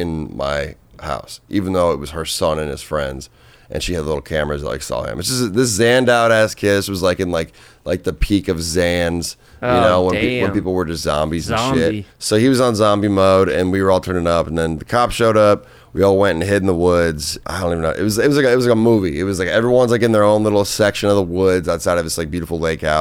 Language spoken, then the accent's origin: English; Minnesota, United States; moved away; I'm from Minnesota. I sold weed in high school